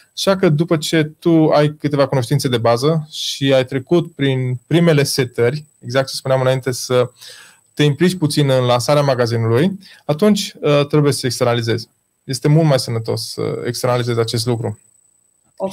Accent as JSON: {"language": "Romanian", "town": "Baia Mare", "region": "Maramureș County", "country": "Romania", "said": "noi suntem din Baia Mare, așa vorbim noi"}